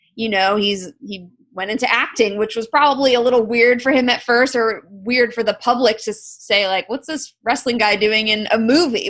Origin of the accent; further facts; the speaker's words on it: South Florida, United States; I'm from South Florida